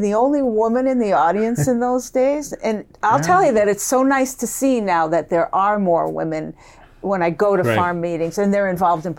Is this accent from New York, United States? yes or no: yes; Long Island, New York, United States; also born or lived in Chicago; now in Beaver Dam, United States; I grew up on Long Island